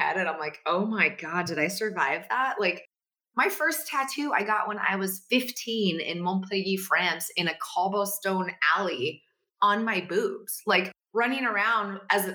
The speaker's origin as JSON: {"language": "English", "region": "Northern California", "country": "United States", "also_born_or_lived": "Dixon, California / Vacaville, California / Petaluma, California / Minnesota", "moved": "as an adult", "lives_now": "Los Angeles, United States", "said": "I'm from NorCal"}